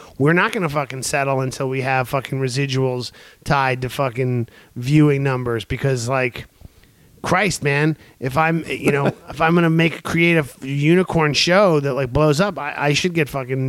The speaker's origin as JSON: {"language": "English", "town": "New York City", "region": "New York", "country": "United States", "tie": "born or raised there", "said": "my hometown of New York"}